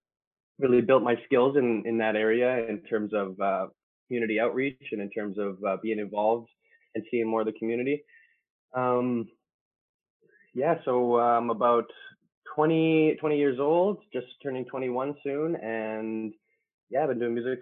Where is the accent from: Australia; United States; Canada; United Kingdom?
Canada; Winnipeg, Manitoba; I'm from Winnipeg, Manitoba, here in Canada.